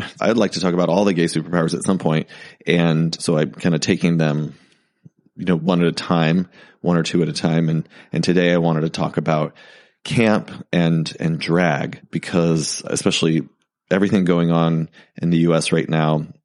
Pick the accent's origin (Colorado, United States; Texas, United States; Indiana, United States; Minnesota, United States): Texas, United States; I grew up in Texas